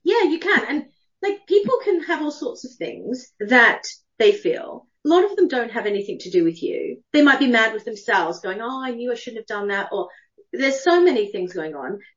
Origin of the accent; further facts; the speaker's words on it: Australia; moved away as an adult; also born or lived in United Kingdom; I'm Australian. I left when I was 18.